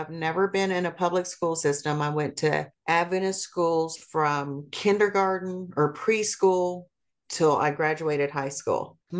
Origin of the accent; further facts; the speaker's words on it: Seoul, South Korea; born there; I was born in 1964 in Seoul, Korea.